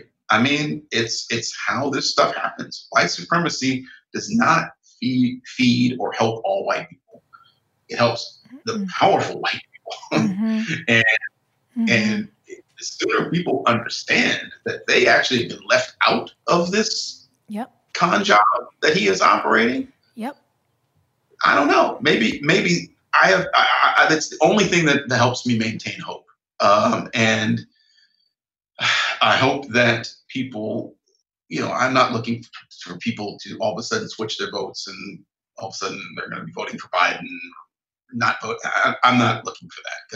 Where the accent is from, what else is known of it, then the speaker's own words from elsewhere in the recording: Northern Ohio, United States; where I grew up in Northern Ohio